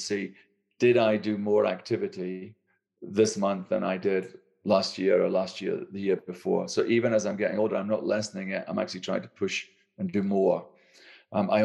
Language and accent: English; Aberdeen Angus area, Scotland, United Kingdom; I come from Scotland, an area where red meat is one of the core. Aberdeen Angus beef is where I come from